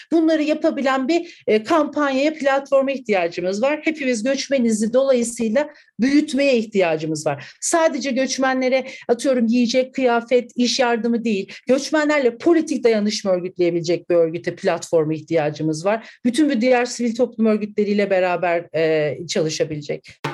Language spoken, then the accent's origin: Turkish; Ankara, Turkey; ben Altındağ'da doğup büyüdüm